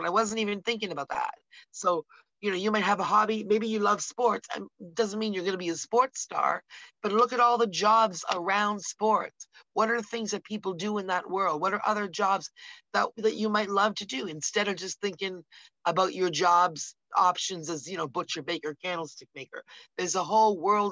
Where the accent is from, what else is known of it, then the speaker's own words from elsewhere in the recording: Canada; We're from Canada, we're here in Canada